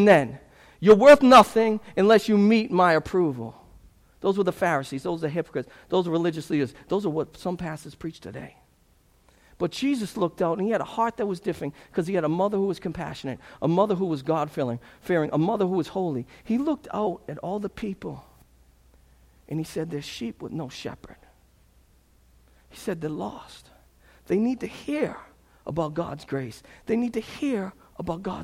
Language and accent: English; Lynn, Massachusetts, United States; I'm from Lynn